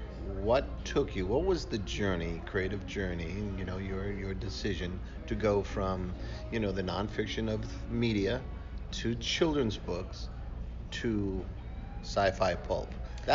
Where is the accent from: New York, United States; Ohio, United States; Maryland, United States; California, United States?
New York, United States; New York City; accent: Bronx